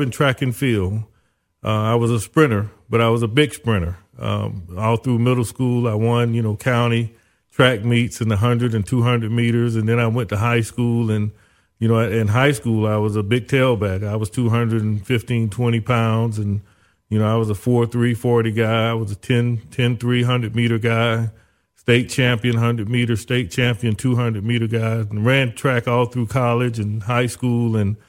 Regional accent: Zellwood, Florida, United States; moved away as an adult; also born or lived in Orlando, Florida / Tallahassee, Florida / Miami, Florida; my parents lived in a little small town called Zellwood. Very few people there. It was a community that was a migrant community known for farming. One of the things that Zellwood, Florida, was famous for was corn

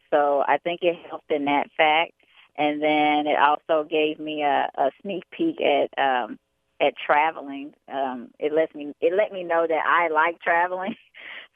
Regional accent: Chicago, Illinois, United States; also born or lived in Atlantic City, New Jersey / Bronx, New York; I was born in Atlantic City, New Jersey, but I was raised in Chicago, Illinois, and I come from a military background.

